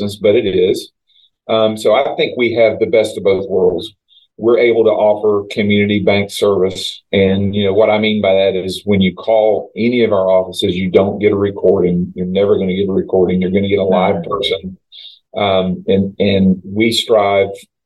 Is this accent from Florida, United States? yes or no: yes; Auburndale, Florida, United States; also born or lived in Winter Haven; I was born in Winter Haven. I grew up in Auburndale